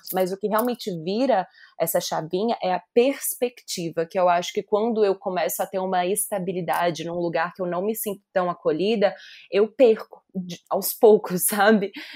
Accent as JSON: {"language": "Portuguese", "town": "Belo Horizonte", "region": "Minas Gerais", "country": "Brazil", "also_born_or_lived": "São Paulo", "moved": "as an adult", "said": "saí de Belo Horizonte"}